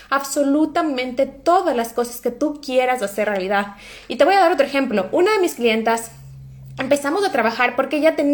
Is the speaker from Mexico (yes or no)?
no; Ecuador; now in Norway; como soy ecuatoriana y como no hablo suficiente bien noruego, entonces es como que estoy en desventaja